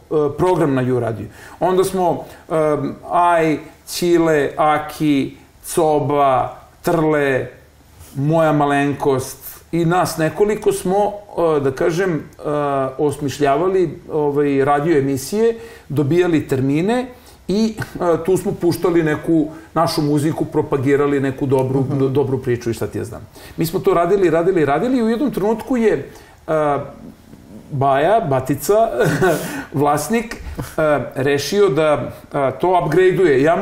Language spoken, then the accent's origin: Croatian; Belgrade, Serbia; ja kažem iz Beograda iz kog Beograda, ja kažem iz onog pravog Beograda i Srbije